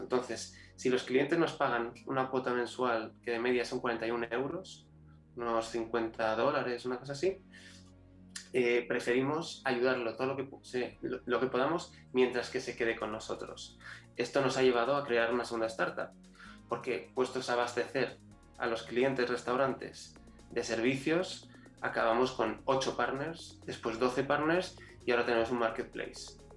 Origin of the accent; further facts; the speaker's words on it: Spain; also born or lived in Chile; yo, eh, como todo español, eh, aquí, aquí no nos educan para emprender